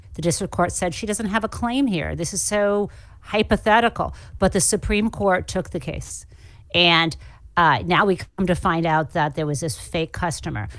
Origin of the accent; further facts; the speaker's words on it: Michigan, United States; moved away as an adult; someone growing up in the Midwest who was sent to a private school